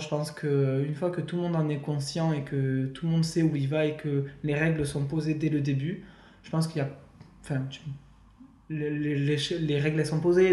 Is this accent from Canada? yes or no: no; Perpignan, Occitania, France; now in Toulouse, France; je suis de Toulouse, originaire de Perpignan.